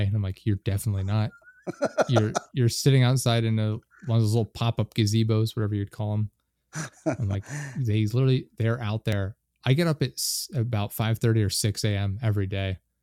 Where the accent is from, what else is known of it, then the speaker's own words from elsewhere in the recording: North Carolina, United States; also born or lived in central Pennsylvania; now in Pennsylvania, United States; I spent a lot of time growing up in North Carolina, but we live in central Pennsylvania right now